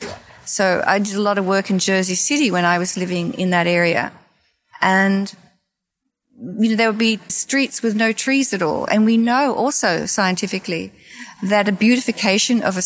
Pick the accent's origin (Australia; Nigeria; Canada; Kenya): Australia; moved away as an adult; also born or lived in New York City, United States; now in Florida, United States; I grew up in Australia, and I grew up with vast open spaces